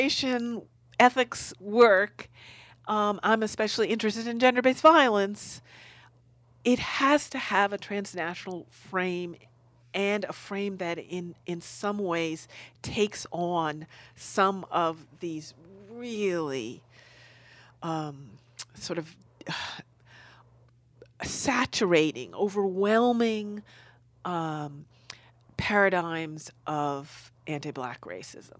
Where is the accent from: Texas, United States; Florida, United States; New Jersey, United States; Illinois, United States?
New Jersey, United States; Newark; I'm from New Jersey in Newark